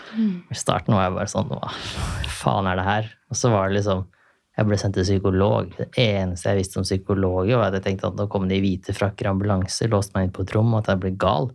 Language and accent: Norwegian; Larvik, Vestfold, Norway; hjemme i Larvik